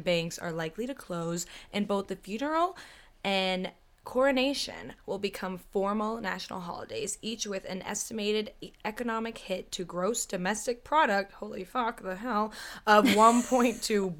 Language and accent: English; United Kingdom; I'm British. You didn't know that.